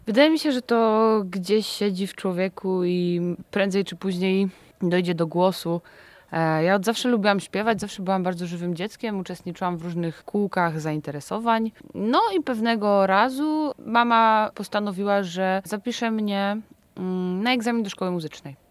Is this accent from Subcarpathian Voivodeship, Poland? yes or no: no; Zbąszyń, Greater Poland, Poland; Pochodzimy ze Zbąszynia